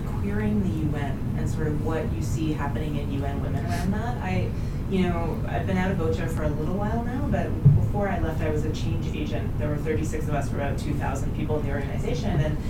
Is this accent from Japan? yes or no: no; Canada; being Canadian right now